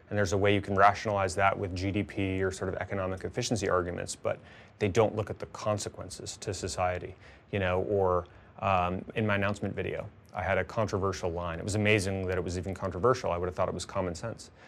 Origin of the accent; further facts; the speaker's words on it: Tucson, Arizona, United States; my hometown congressman in Tucson, when I was growing up